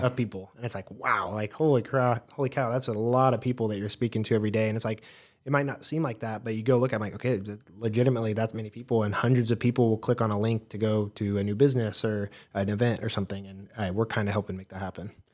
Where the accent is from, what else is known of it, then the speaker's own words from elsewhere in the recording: Wichita, Kansas, United States; also born or lived in Corpus Christi, Texas; I grew up in the Wichita area